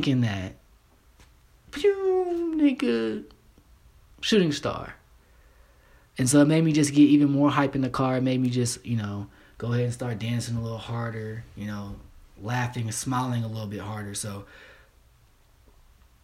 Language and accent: English; Kentucky, United States; I'm from the South. I'm from Kentucky